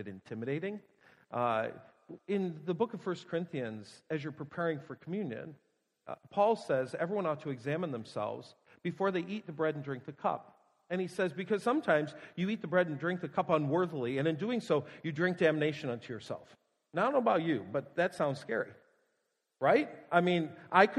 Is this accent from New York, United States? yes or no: yes; Buffalo, New York, United States; moved away; I'm from Buffalo